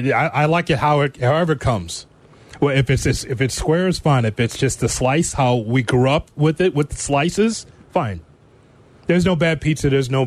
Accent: Chicago, Illinois, United States; I'm from Chicago.

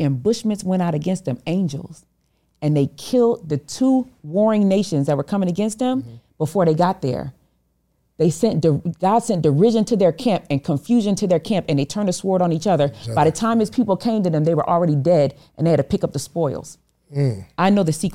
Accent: Rochester, New York, United States; I was from Rochester, New York

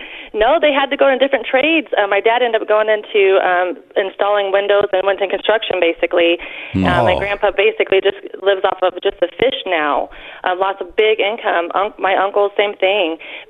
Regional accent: United States; moved away as an adult; now in Alabama, United States; I grew up in the Quad Cities. I'm a military spouse right now. We're stationed in Alabama, but I grew up in the Quad Cities on the border of Iowa.

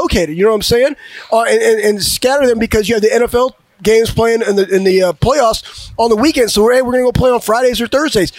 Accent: Cedar Rapids, Iowa, United States; I'm from Iowa. I was born in Cedar Rapids, Iowa

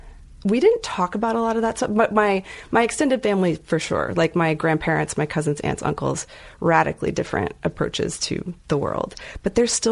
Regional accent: Lubbock, Texas, United States; also born or lived in Dallas; So I was in Lubbock at first. I was born in Lubbock and lived in Lubbock for a while. And then we ended up, went to high school in Dallas, a Dallas suburb.

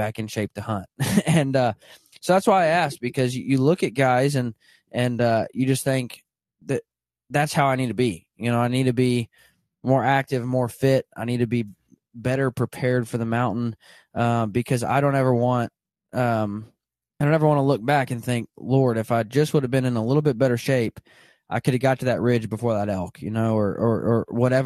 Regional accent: Southern Arkansas, United States; I grew up in Southern Arkansas, or I grew up hunting in Southern Arkansas

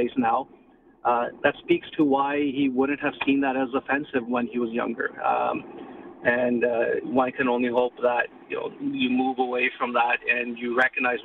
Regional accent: Canada; born and raised in Canada

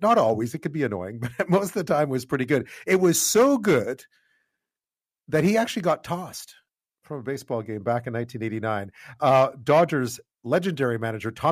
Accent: Montreal, Quebec, Canada; I grew up in Montreal

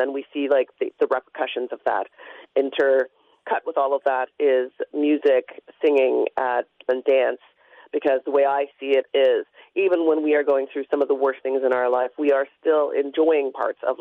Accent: London, Ontario, Canada; moved away as an adult; also born or lived in Toronto; I grew up in London. I left to go to University of Toronto

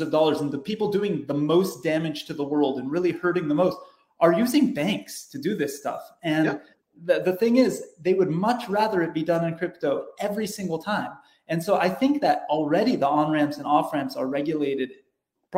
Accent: California, United States; I'm born and raised in California.

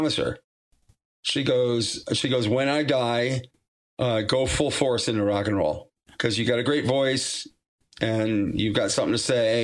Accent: Massachusetts, United States; moved away; I'm from Massachusetts originally

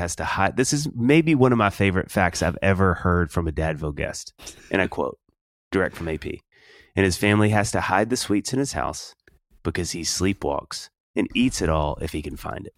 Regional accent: Kosciusko, Mississippi, United States; A native Mississippian

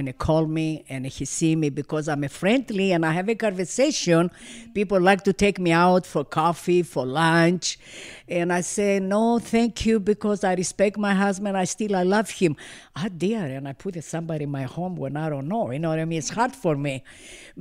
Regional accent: northern Greece, Greece; English is a second language; moved away as an adult; now in Los Angeles, United States; I came from Greece, North Greece. I came 1972 United States and Los Angeles

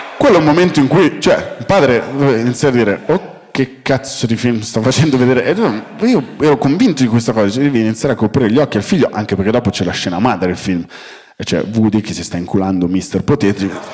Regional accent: Milan, Lombardy, Italy; now in Rome, Italy; sono milanese, vivo a Roma

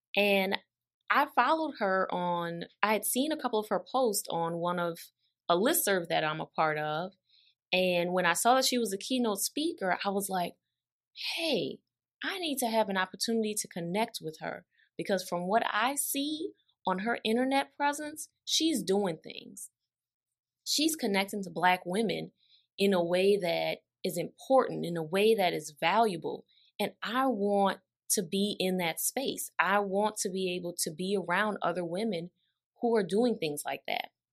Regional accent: New Orleans, Louisiana, United States; I am from the five oh four

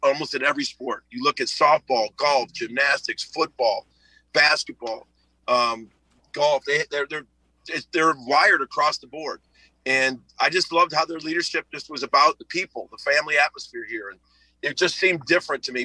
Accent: Chicago, Illinois, United States; moved away; I'm from Chicago

